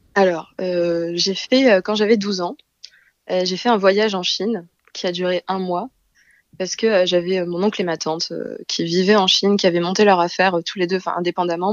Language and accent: French; Marseille, Provence-Alpes-Côte d'Azur, France; moved away as an adult; also born or lived in South Korea; now in Paris, France; je suis originaire de Marseille